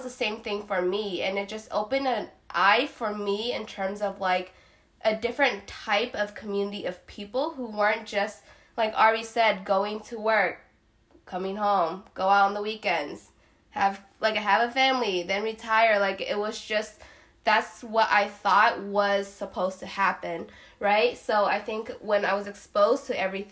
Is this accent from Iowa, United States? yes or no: yes; Iowa, United States; moved away; also born or lived in Dallas; I'm actually originally from Iowa